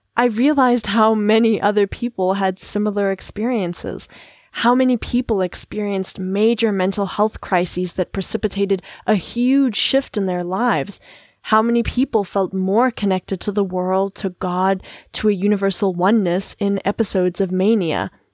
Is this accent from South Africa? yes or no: yes; South Africa; As a South African of Paddy lineage